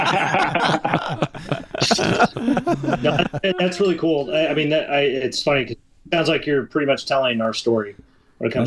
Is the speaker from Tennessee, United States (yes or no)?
no; Indiana, United States; I'm from Indiana.